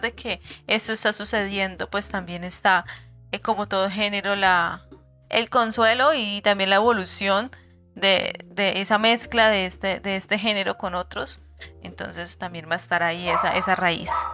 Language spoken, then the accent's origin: Spanish; Cali, Valle del Cauca, Colombia; nosotros siendo caleños